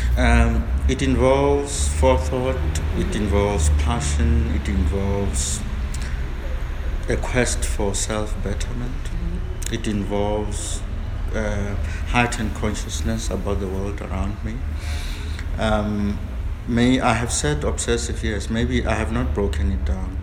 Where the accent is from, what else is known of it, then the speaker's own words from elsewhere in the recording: South Africa; I'm a South African.